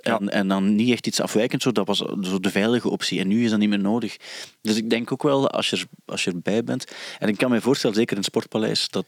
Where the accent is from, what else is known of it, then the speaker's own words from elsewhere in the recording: Sint-Niklaas, Flanders, Belgium; accent: Sint-Niklaas; Maar wat wij hebben, en dus Sint-Niklaas, dat is eigenlijk een heel modder accent. Ik, heb dat ook